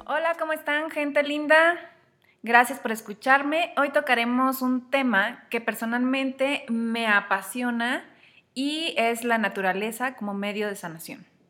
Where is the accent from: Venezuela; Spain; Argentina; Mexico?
Mexico; lo que vivimos en México, en mi país